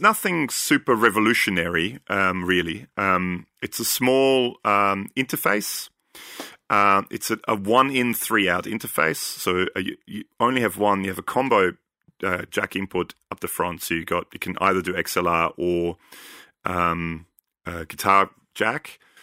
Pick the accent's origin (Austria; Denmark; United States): Austria; I'm from Austria